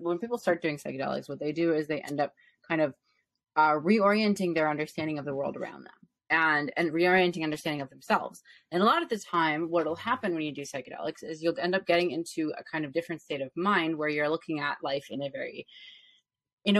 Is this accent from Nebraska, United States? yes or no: no; Chicago, Illinois, United States; now in Los Angeles, United States; I'm from Chicago originally, the actual city, not the suburbs